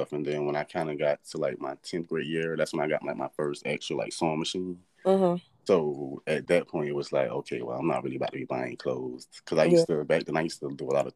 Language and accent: English; Savannah, Georgia, United States; I'm from Savannah, Georgia. Born and raised.